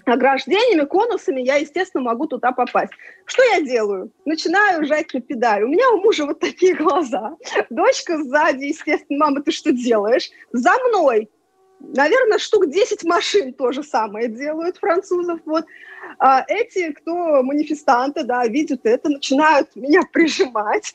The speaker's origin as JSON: {"language": "Russian", "town": "Samara", "region": "Samara Oblast", "country": "Russia", "tie": "born or raised there", "moved": "as an adult", "lives_now": "France", "said": "я родилась в Самаре"}